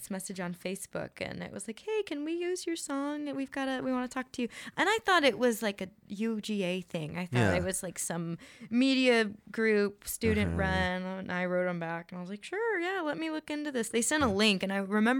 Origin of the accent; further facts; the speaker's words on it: Athens, Georgia, United States; also born or lived in California; I love being from Athens. I think it's great. This is, you know, pretty much where I'm from. I'm from California, but I moved here when I was really young.